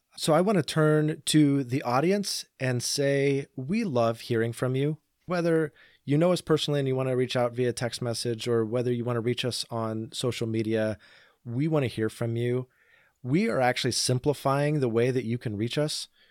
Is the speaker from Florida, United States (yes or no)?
no; Portland, Oregon, United States; also born or lived in Boring, Oregon; I grew up in and around the Portland area.